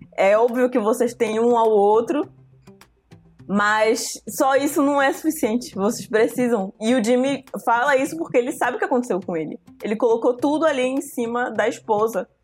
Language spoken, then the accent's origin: Portuguese; Santarém, Pará, Brazil; moved away as an adult; also born or lived in Belém; Quando eu saí de Santarém para vir para Belém fazer faculdade